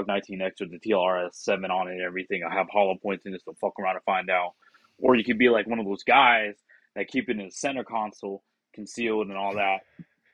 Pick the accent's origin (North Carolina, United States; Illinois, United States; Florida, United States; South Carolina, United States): South Carolina, United States; Sumter; born or raised there